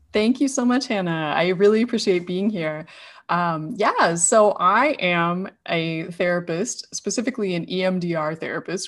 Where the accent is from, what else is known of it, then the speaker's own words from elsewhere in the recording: Idaho, United States; now in San Diego, United States; I grew up in Idaho and, uh, now live in San Diego.